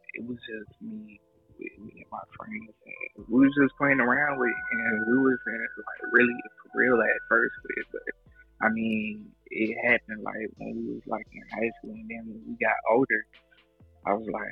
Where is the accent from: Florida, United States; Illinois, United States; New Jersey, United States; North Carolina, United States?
Florida, United States; Pensacola; now in McDonough, United States; I'm originally from Pensacola, Florida, but I moved out here like in 2005